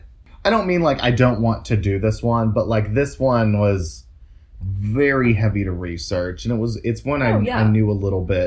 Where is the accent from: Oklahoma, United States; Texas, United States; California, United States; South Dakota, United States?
Oklahoma, United States; And we grew up in Oklahoma, so that's saying something.